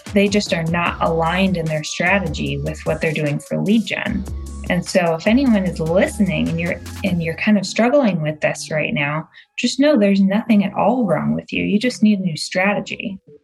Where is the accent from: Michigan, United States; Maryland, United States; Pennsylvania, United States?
Michigan, United States; Michigan outside Detroit, United States; also born or lived in Massachusetts; now in Los Angeles, United States; I was born and raised in Michigan outside Detroit.